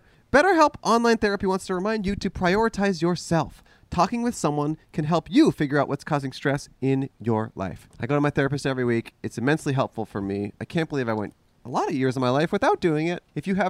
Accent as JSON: {"language": "English", "town": "Los Angeles", "region": "California", "country": "United States", "said": "Los Angeles."}